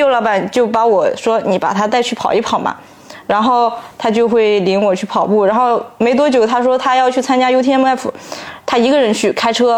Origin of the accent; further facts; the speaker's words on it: Zhejiang, China; 啊我就是江浙沪的